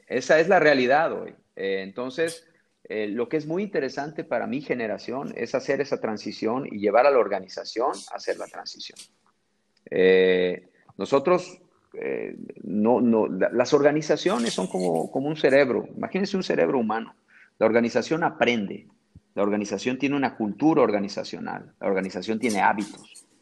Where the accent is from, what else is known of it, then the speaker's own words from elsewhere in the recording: Mexico; accent: Mexican; moved away as an adult; now in Brazil; tengo un acento bien mexicano